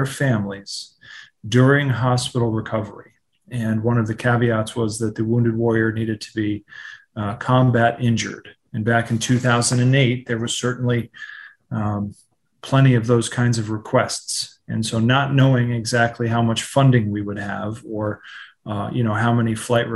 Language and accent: English; Washington, District of Columbia, United States; Born and reared in Washington, D.C., been here my whole life.